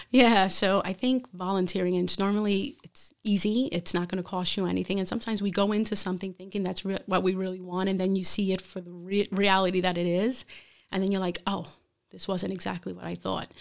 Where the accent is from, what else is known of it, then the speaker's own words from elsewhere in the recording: Brooklyn, New York, United States; moved away as an adult; also born or lived in Hartford; now in Bridgeport, United States; I am from Brooklyn originally